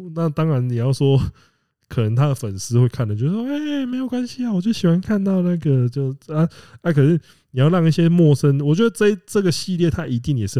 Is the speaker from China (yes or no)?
no; Kaohsiung, Taiwan; 啊，因为我是高雄人了。